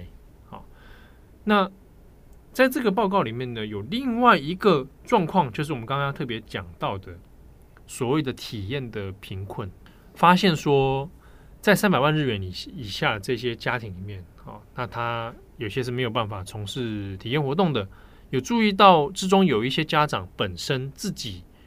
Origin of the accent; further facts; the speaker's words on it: Taipei, Taiwan; 小时候的时候，我是住在别墅里面，嗯，在北投的深山的别墅那种